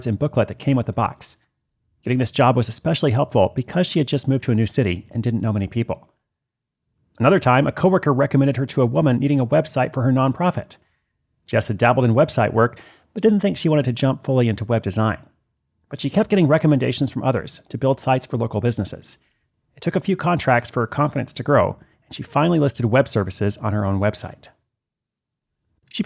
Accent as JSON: {"language": "English", "town": "Portland", "region": "Oregon", "country": "United States", "tie": "born or raised there"}